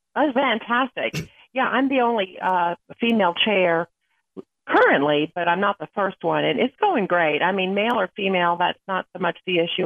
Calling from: Atlanta, Georgia, United States; I'm calling in from Atlanta, Georgia.

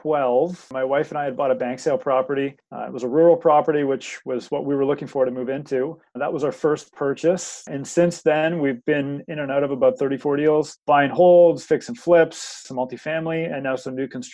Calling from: Oshawa, Ontario, Canada; I am in Oshawa today.

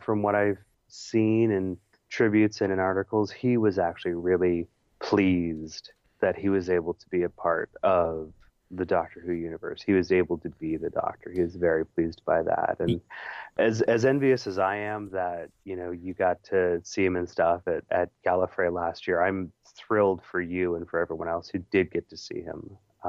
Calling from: California, United States; hey, tell Peter hello, I'm listening from Northern California, woohoo

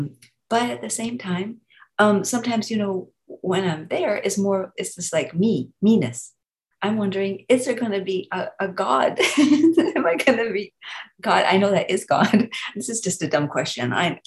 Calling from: North Carolina, United States; North Carolina.

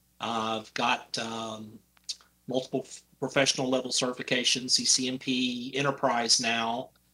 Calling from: Oklahoma, United States; From Oklahoma.

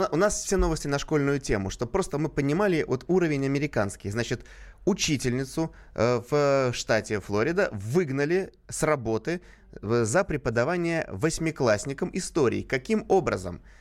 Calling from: Tver, Tver Oblast, Russia; Я из Твери.

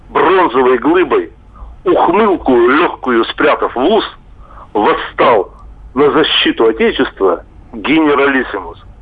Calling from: Chelyabinsk, Chelyabinsk Oblast, Russia; я хотел из Челябинска попасть к вам на конференцию в Воронеж.

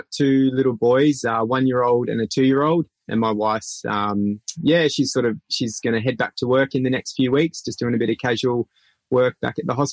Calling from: Broome, Western Australia, Australia; So currently, I am in Broome, WA, and I'm sitting in my driveway in my camper trailer

